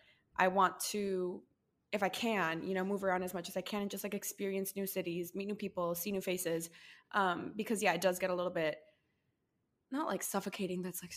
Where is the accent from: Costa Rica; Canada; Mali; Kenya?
Costa Rica; moved away as an adult; I was born and raised in Costa Rica and lived there until I was like 19.